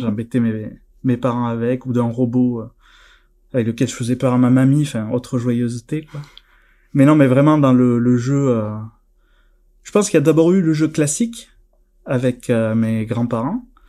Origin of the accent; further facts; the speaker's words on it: near Narbonne, the South, Occitania, France; accent: southern; je suis originaire euh, du Sud, à côté de Narbonne, ça s'entend peut-être un petit peu